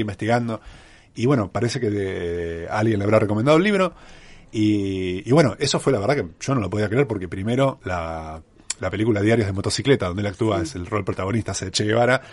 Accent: Mar del Plata, Buenos Aires Province, Argentina; moved away as an adult; mi ciudad natal

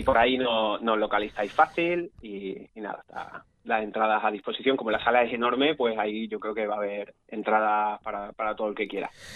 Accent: Málaga, Andalusia, Spain; somos de Málaga, muy cerquita

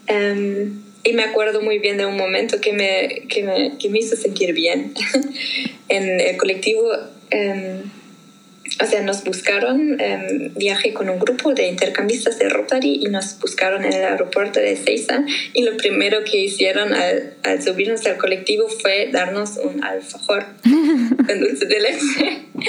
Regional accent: Germany; first language German; Spanish is a second language; also born or lived in Argentina

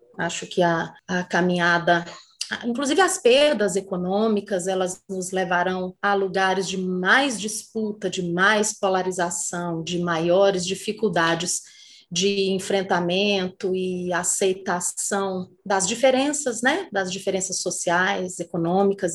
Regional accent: Brazil; Sendo brasileira

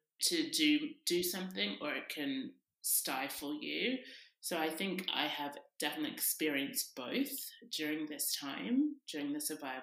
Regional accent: Sydney, New South Wales, Australia; now in London, United Kingdom; I grew up in Sydney, Australia, and now I live in London

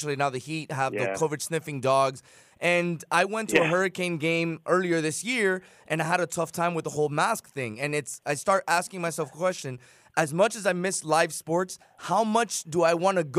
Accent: Chicago, Illinois, United States; now in South Florida, United States; I grew up in Chicago. I was born in Chicago.

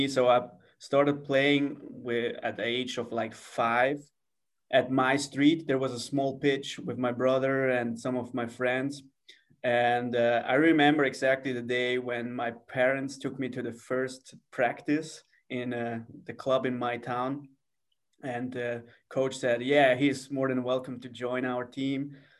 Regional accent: near Zurich, Switzerland; English is a second language; moved away as an adult; now in Los Angeles, United States; Okay, I live like 10 minutes from Zurich away. It's a small city with around like 50,000 people there, and it's almost 10 minutes away from Zurich.

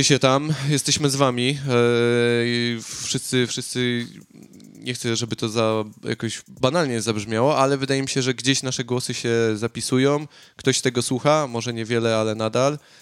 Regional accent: Poland; moved away; nie uciekłem z Polski przed, przed wojną

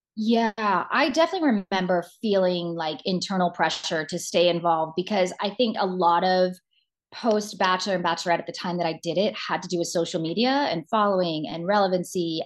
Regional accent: Georgia, United States; moved away as an adult; also born or lived in New York City / Los Angeles; now in South Carolina, United States; I'm from the South originally. I grew up born and raised in Georgia

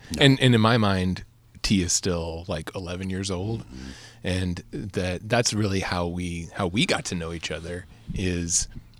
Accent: Austin, Texas, United States; I mean, I actually had a great time growing up where I grew up here in Austin, where we always had the woods, right.

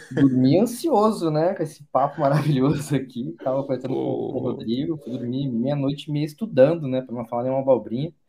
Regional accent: Porto Alegre, Rio Grande do Sul, Brazil; also born or lived in Salvador / Vitória; now in São Paulo, Brazil; Sou gaúcho de Porto Alegre, morei em Salvador, passei bastante tempo em Vitória, Espírito Santo e estou há quatro anos em São Paulo agora.

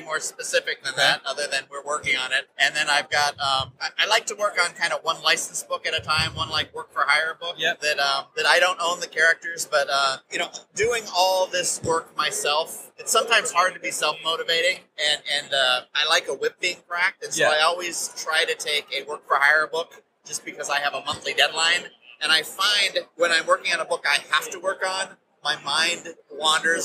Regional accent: United States; as an American

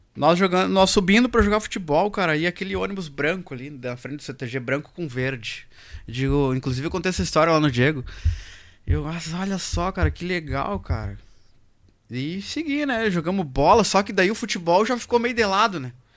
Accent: Alegrete, Rio Grande do Sul, Brazil; moved away; Eu sou da fronteira, né? Eu sou do Alegrete

